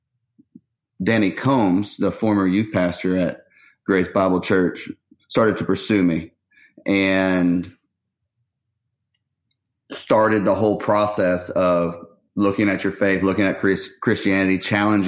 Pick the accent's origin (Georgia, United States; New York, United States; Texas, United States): Texas, United States; Austin; I grew up in North Austin